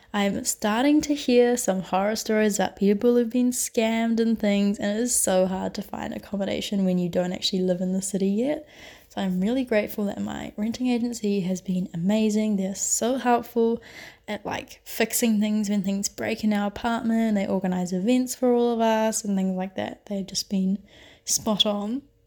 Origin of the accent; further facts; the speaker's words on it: New Zealand; moved away as an adult; now in Barcelona, Spain; I am currently doing a semester abroad in Barcelona, although I'm originally from New Zealand.